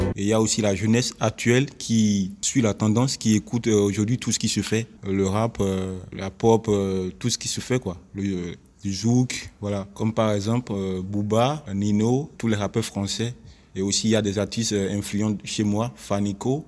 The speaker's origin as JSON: {"language": "French", "country": "Benin", "said": "je suis béninois"}